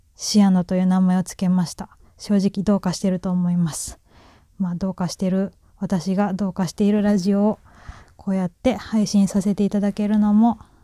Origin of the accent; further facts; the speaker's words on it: Kansai, Japan; accent: Kansai dialect; 関西人ですけど、こんな謎のイントネーションの関西弁では喋っておりません